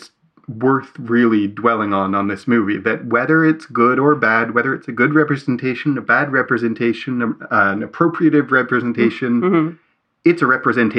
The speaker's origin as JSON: {"language": "English", "country": "Canada", "said": "as Canadians"}